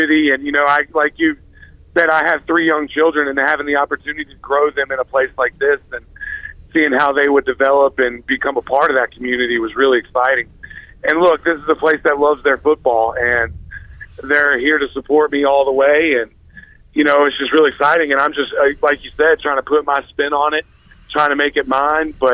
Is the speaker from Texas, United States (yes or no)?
no; Greenville, North Carolina, United States; growing up in Greenville